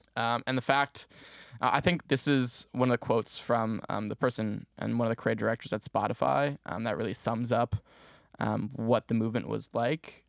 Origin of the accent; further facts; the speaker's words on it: Maplewood, New Jersey, United States; moved away as an adult; now in Syracuse, United States; I'm originally from Maplewood, New Jersey